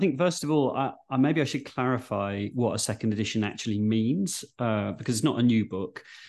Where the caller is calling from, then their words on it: London, United Kingdom; And I'm dialing in from Waterloo, the London one, not the Belgian one.